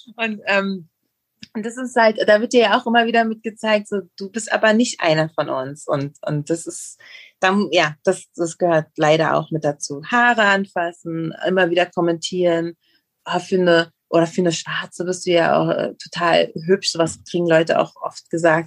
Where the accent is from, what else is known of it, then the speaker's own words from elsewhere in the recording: Berlin, Germany; moved away as an adult; now in Mexico; ich bin in Ostberlin aufgewachsen